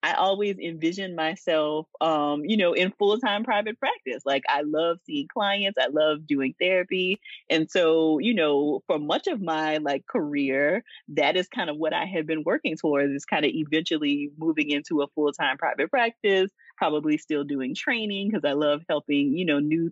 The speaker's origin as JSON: {"language": "English", "region": "Louisiana", "country": "United States", "also_born_or_lived": "Georgia", "moved": "as an adult", "said": "I'm from Louisiana, I got a chance to go back to Louisiana to do the recruitment trip"}